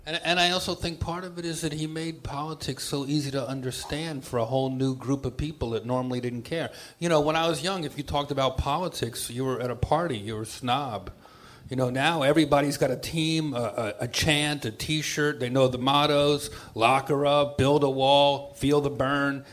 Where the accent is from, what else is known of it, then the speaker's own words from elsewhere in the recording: New York, United States; I grew up in New York